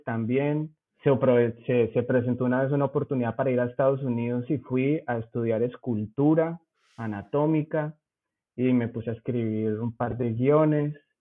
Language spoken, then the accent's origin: Spanish; Zipaquirá, Cundinamarca, Colombia; accent: rolo; moved away as an adult; also born or lived in Bogotá / United States; now in Germany; Yo aunque nací en Bogotá, viví toda la vida en Zipaquirá, mi familia es de por allá